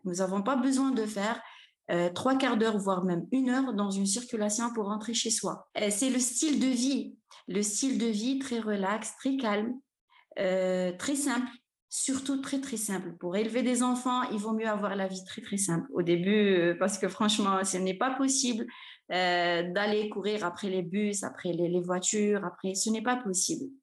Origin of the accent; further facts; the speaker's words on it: Oran, Oran Province, Algeria; je suis née, j'ai grandi à Oran